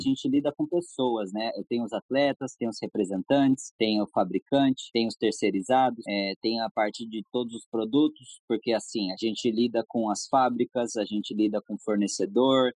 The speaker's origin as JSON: {"language": "Portuguese", "town": "Jacareí", "region": "São Paulo", "country": "Brazil", "tie": "born or raised there", "said": "a gente é de Jacareí, né? Eu nasci em Jacareí"}